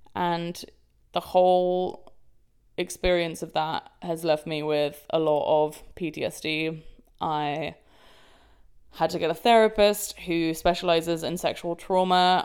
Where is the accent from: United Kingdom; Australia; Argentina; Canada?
United Kingdom; London; London, my hometown